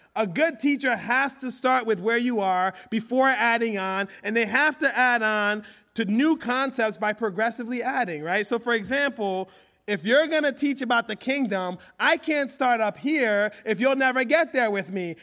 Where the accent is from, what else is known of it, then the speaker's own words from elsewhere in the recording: Philadelphia, Pennsylvania, United States; I grew up in Philly